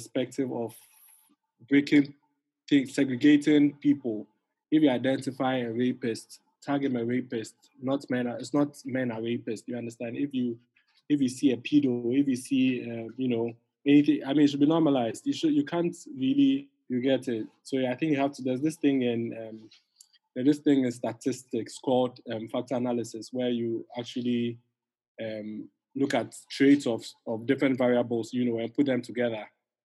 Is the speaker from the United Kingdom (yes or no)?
no; Ghana; in Ghana, we have two different perspectives